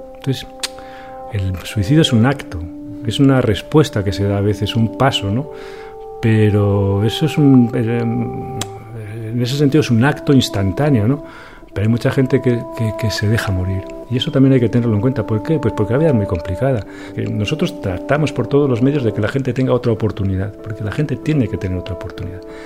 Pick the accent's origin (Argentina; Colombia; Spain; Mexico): Spain; León, Castile and León; now in Valladolid, Spain; nací en León